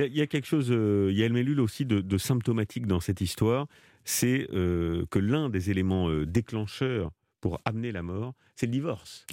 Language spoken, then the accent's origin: French; France; chez nous en France